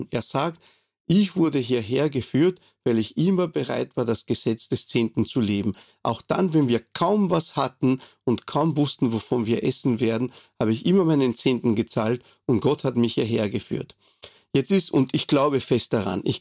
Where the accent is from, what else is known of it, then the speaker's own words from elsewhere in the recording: Montevideo, Uruguay; now in Austria; ich bin jetzt in Österreich, ich bin nicht hier geboren. Ich bin geboren in Montevideo, der Hauptstadt der Republik Uruguay und äh, habe dort meine Kindheit verbracht.